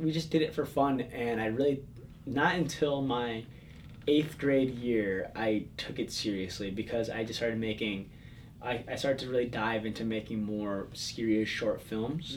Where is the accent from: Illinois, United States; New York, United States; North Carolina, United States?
Illinois, United States; Palatine; I grew up in the suburbs of Chicago. It's a little town called, sort of little, little town called Palatine, Illinois